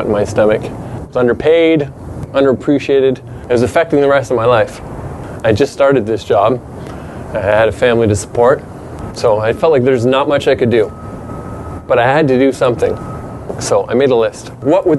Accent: Truro, Nova Scotia, Canada; moved away; I was born in that town

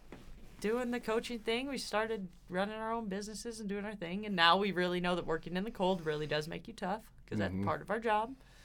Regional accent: Southern California, United States; now in Pocatello, United States; I grew up in Southern California in the desert.

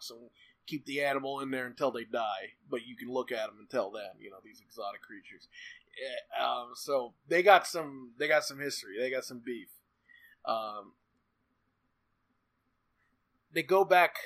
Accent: United States; I'm American

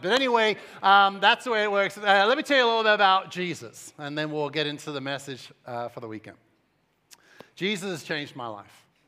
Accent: Cambridge, East of England, United Kingdom; moved away as an adult; also born or lived in Suffolk; now in United States; I'm English, and so I was raised about an hour up the M eleven, uh, in the city or the outside of the city of Cambridge, and, uh, lived there until I was around twenty-one years old

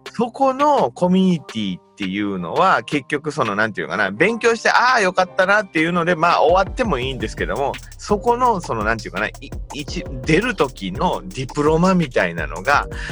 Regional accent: Nagasaki, Japan; moved away; 僕、長崎なんですけど

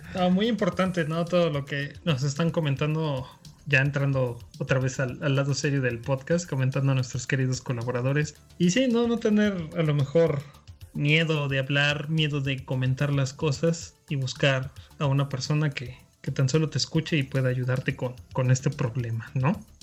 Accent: Mexico; Como mexicanos

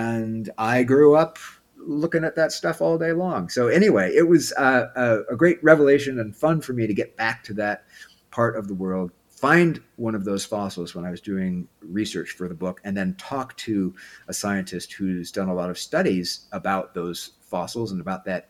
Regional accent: Pacific Northwest, United States; moved away as an adult; also born or lived in Southern California / Vermont / Idaho; I am from the Pacific Northwest, so that is home.

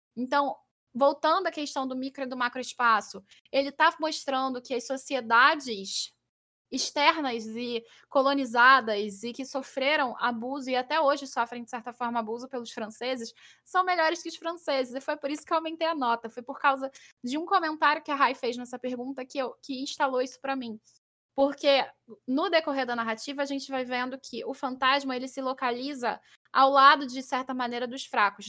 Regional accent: Rio de Janeiro, Brazil; eu sou carioca

